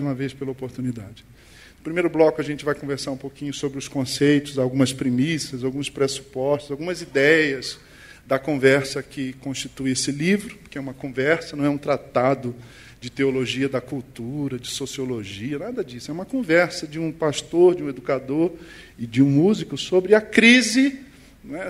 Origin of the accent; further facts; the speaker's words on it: Rio de Janeiro, Brazil; Eu sou brasileiro e carioca. Nasci na zona norte do Rio de Janeiro